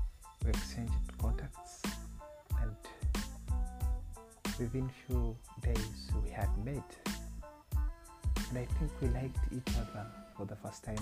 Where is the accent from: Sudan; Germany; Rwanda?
Rwanda; moved away as an adult; now in Uganda; because I'm not a Ugandan. I come from Rwanda, and the lady is a Ugandan.